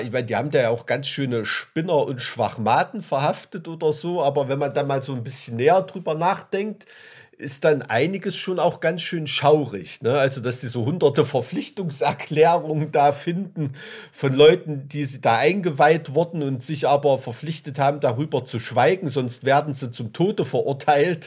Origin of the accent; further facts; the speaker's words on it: Weimarer Land, Thuringia, Germany; aus dem Weimarer Land